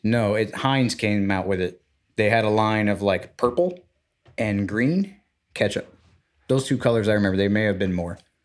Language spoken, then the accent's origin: English; Florida, United States; we're both from Florida